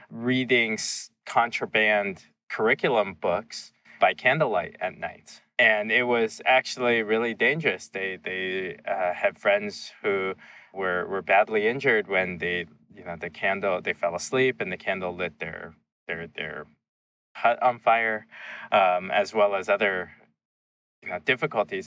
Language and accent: English; Seattle, Washington, United States; also born or lived in China; when we settled near Seattle, it was in the suburb that we, we were across the street from a dairy farm